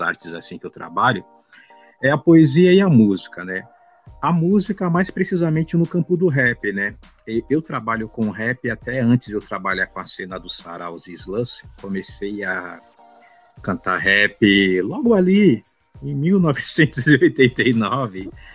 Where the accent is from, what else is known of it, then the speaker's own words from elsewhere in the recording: São Paulo, Brazil; do bairro do Ipiranga, né, que é o bairro onde eu cresci